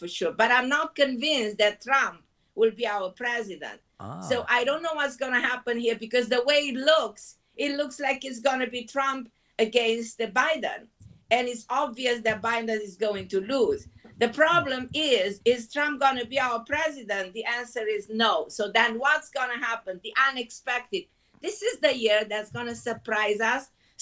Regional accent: Romania; also born or lived in Israel; now in New York, United States; I was born in Romania

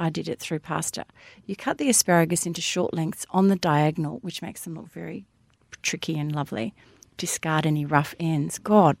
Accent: Hampton, Victoria, Australia; also born or lived in Sandringham; I do know when I was growing up in Hampton and Sandringham

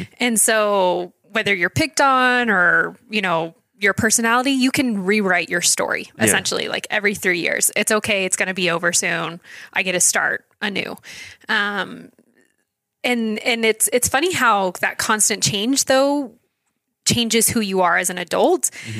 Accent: Fredericksburg, Virginia, United States; also born or lived in Idaho; I was born in Idaho, mm-hmm. On the other side of the state, but I claim Virginia as home. That's where I graduated high school. That's where I went to college. So Fredericksburg, Virginia is kind of my hometown.

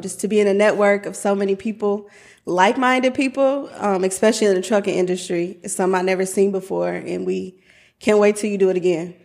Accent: Omaha, Nebraska, United States; I am originally from Omaha, Nebraska

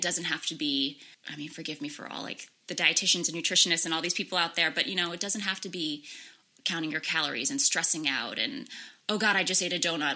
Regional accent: Darien, Connecticut, United States; also born or lived in Fiji; I actually was born and sort of raised in Darien, so just down the road, but I actually spent a lot of my life in Fiji um, because my mom is from Fiji

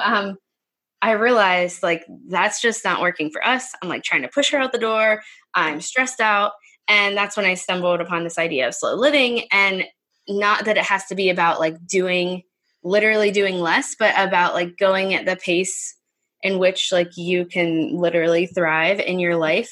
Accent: Pittsburgh, Pennsylvania, United States; we moved back close to my hometown. So that's near Pittsburgh, PA

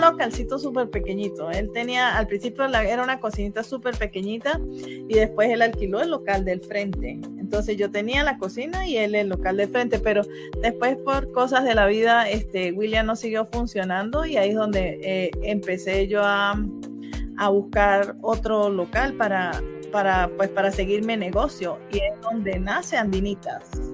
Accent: San Cristóbal, Táchira, Venezuela; now in Utah, United States; soy de San Cristóbal

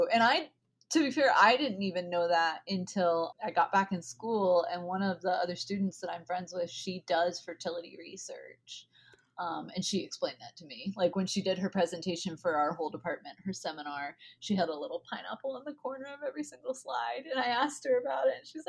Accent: the South, United States; accent: Southern; this one is my little butter bean that I say in my southern accent, because my granny calls them butter beans.

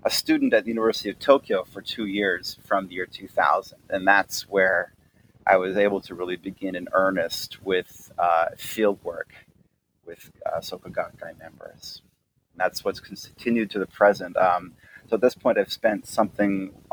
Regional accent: Toronto, Ontario, Canada; I was born and raised in Toronto, Canada

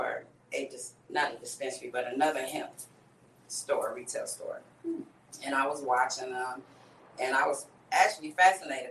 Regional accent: California, United States; now in Altamonte Springs, United States; I'm originally from California

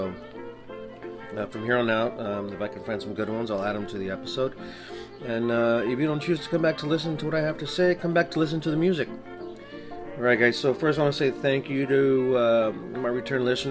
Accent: El Paso, Texas, United States; now in Washington, United States; I'm originally from El Paso, Texas

